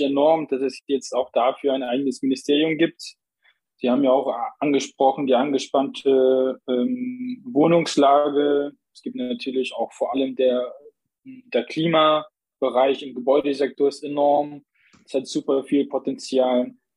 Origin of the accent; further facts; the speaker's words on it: Plauen, Saxony, Germany; moved away as an adult; also born or lived in Zakho, Iraq; now in Dresden, Germany; bin geboren in Sacho im Nordirak, liegt an der türkischen Grenze. Aufgewachsen im schönen Plauen